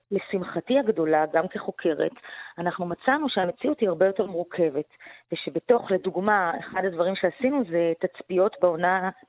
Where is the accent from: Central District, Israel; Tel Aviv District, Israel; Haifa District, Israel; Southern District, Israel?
Tel Aviv District, Israel; Tel Aviv; אני האשכנזיה מתל